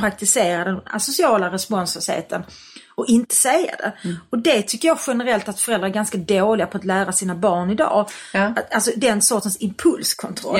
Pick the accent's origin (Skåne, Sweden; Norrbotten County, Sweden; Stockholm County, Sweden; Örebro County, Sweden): Skåne, Sweden; Malmö; Jag är uppväxt i Malmö